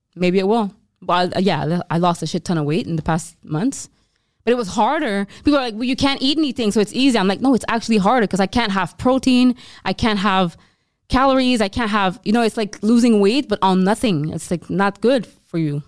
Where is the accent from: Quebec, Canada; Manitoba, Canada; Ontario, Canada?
Quebec, Canada; Montreal; we're Canadian